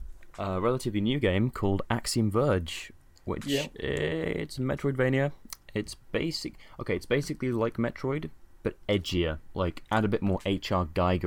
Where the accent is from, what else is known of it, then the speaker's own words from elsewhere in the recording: United Kingdom; I'm British.